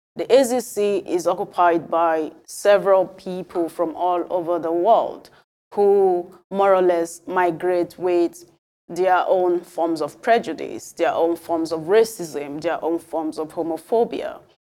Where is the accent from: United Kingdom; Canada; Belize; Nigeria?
Nigeria; moved away; also born or lived in Europe; as a Nigerian